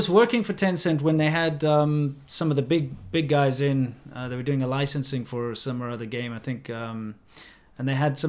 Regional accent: South Africa; I come from South Africa

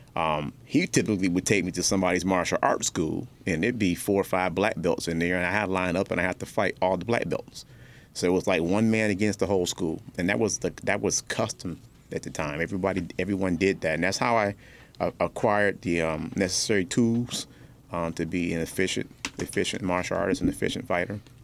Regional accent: Detroit, Michigan, United States; also born or lived in North Carolina; my mother and I grew up in Detroit um, on the east side, then uh, north end and east side

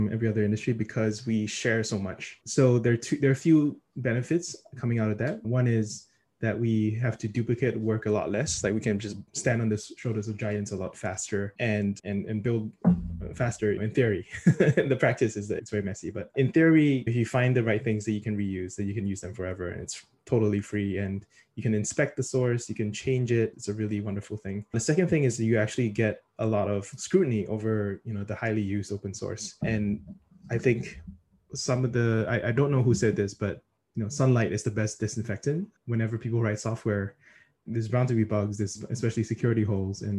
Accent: Singapore; now in New York, United States; I'm originally from Singapore, mostly work in New York

